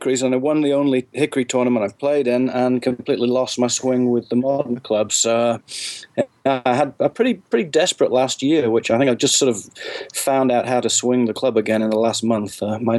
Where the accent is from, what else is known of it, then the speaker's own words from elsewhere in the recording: England, United Kingdom; now in United States; I'm based in the US, but you might not be able to tell it, but I am originally from England.